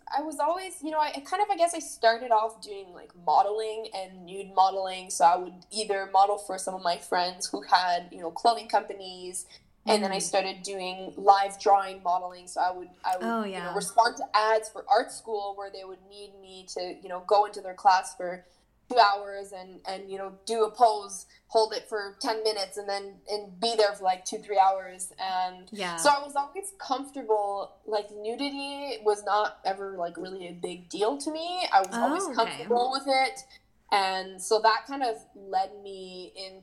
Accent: Montreal, Quebec, Canada; I'm born and raised in Montreal

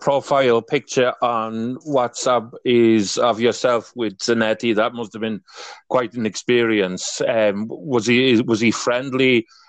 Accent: Wales, United Kingdom; I'm from Wales, but my background is Irish.

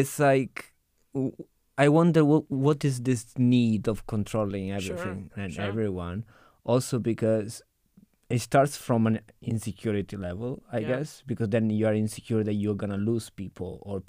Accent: Italy; You know, I'm from Italy. I cannot control it.

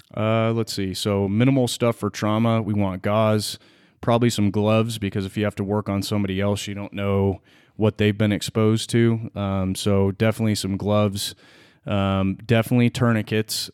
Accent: California, United States; born and raised in California

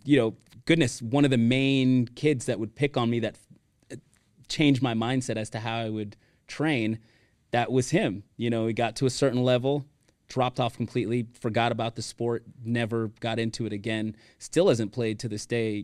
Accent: Miami, Florida, United States; moved away as an adult; also born or lived in Weston, Florida; now in Texas, United States; born and raised in Miami, Florida

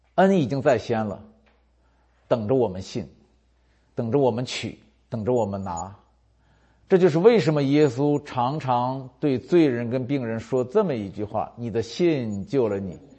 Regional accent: China; 我们中国人都说没有免费的午餐

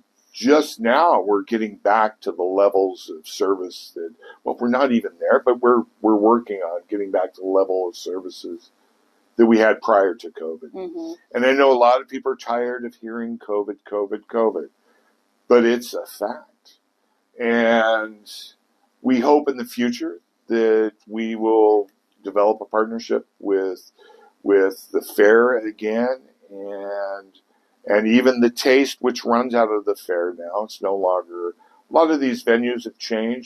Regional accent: Kansas City, United States; now in Pierce County, Washington, United States; I grew up with transit in Kansas City. I rode buses everywhere

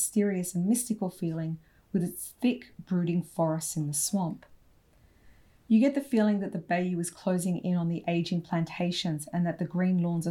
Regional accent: Australia; I'm Australian

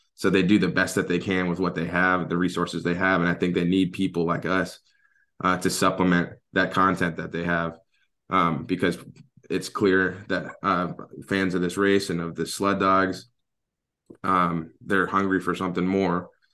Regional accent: Atlanta, Georgia, United States; moved away as an adult; now in Alaska, United States; having been born and raised in Atlanta

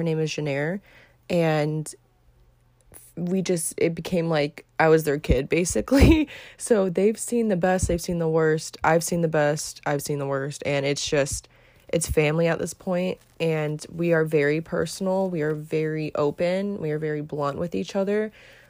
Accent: DeLand, Florida, United States; We are both townies from DeLand.

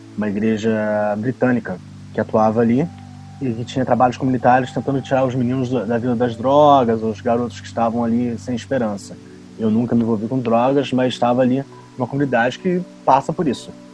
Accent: Nova Friburgo, Rio de Janeiro, Brazil; moved away as an adult; eu sou de Nova Friburgo, no interior do Rio de Janeiro. Estudei toda a minha vida escola pública

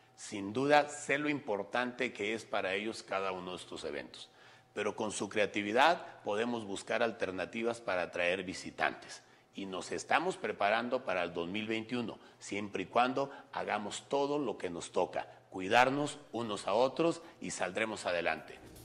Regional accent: Aguascalientes, Mexico; nos identifican como aguascalentenses, como mexicanos

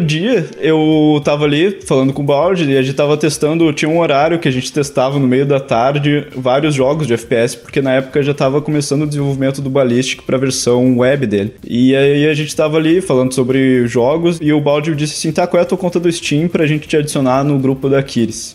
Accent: Porto Alegre, Rio Grande do Sul, Brazil; aqui na cidade onde eu nasci

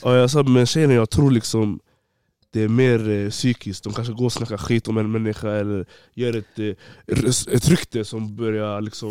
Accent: Borås, Västra Götaland, Sweden; also born or lived in Gothenburg; jag flyttade till Borås från Göteborg Jag gick i fyran

